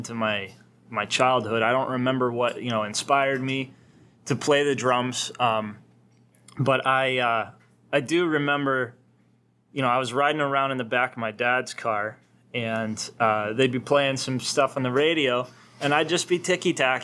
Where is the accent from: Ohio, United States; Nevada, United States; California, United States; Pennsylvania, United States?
Pennsylvania, United States; I'm from Pennsylvania